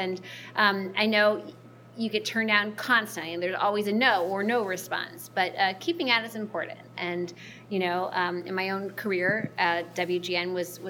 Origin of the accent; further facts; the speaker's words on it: Slidell, Louisiana, United States; moved away as an adult; now in Chicago, United States; I grew up not in Chicago. I grew up in a small town outside of New Orleans called Slidell, Louisiana. But I've been here 16 years.